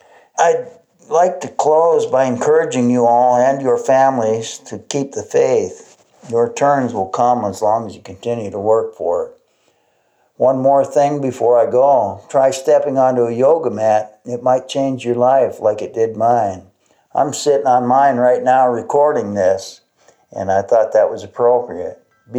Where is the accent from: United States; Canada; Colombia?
Canada; Being a Canadian who'd been incarcerated down there, when I was released, there was no parole officer to report to.